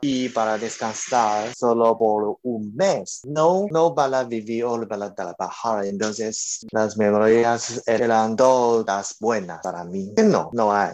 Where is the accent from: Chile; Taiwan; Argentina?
Taiwan; Spanish is a second language; yo un taiwanese y estoy en Taipei, el capital de Taiwán